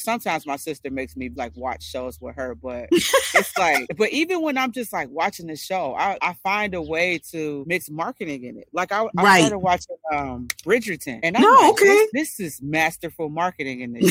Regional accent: Detroit, Michigan, United States; I'm from Detroit, born

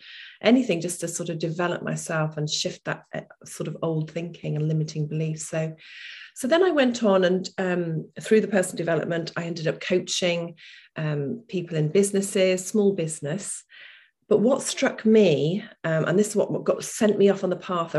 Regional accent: Lincoln, East Midlands, United Kingdom; I came back to my hometown, which was Lincoln at the time

